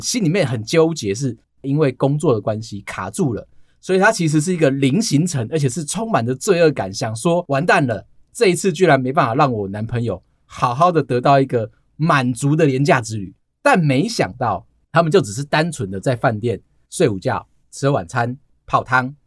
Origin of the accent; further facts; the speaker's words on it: Taiwan; 他们会像我们台湾人一样